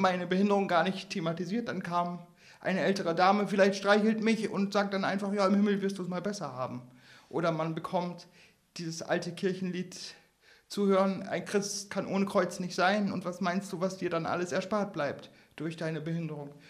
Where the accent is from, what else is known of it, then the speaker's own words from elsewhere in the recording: Northern Germany, Germany; als Norddeutscher sehr heimisch fühlen